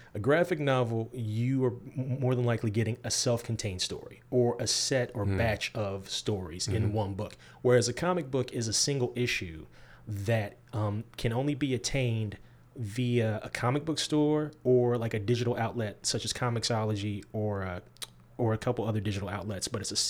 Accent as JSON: {"language": "English", "region": "Midwest", "country": "United States", "tie": "born or raised there", "also_born_or_lived": "Georgia", "lives_now": "Lexington, United States", "said": "I am an Air Force brat. Mm-hmm. Born in the South. I was born in Georgia, transplanted to the Midwest. My father was in the Air Force. We got transplanted to the Midwest. I grew up in the Midwest."}